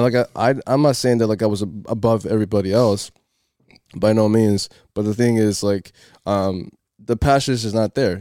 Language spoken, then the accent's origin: English; Cape Verde; moved away; I started playing soccer in my home country, in Cape Verde.